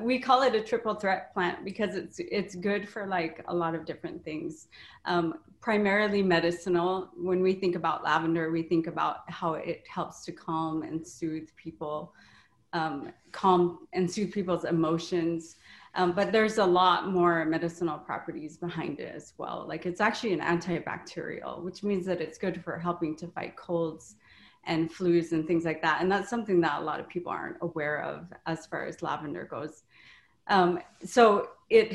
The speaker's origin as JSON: {"language": "English", "region": "Hawaii", "country": "United States", "also_born_or_lived": "St. Louis", "moved": "yes", "lives_now": "Wisconsin, United States", "said": "I'm originally from Hawaii"}